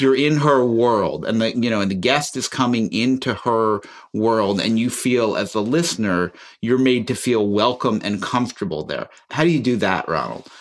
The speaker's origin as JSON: {"language": "English", "town": "Chicago", "region": "Illinois", "country": "United States", "tie": "born or raised there", "said": "I grew up listening on the radio growing up in Chicago to Studs Terkel"}